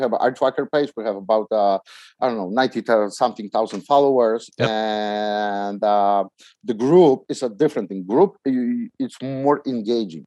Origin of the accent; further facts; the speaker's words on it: Poland; English is a second language; also born or lived in New York City; now in United States; I came from Poland